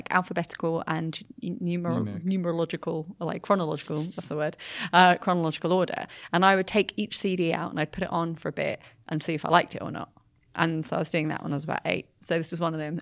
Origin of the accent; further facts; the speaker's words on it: Brighton, South East England, United Kingdom; moved away; back in my hometown, like in Brighton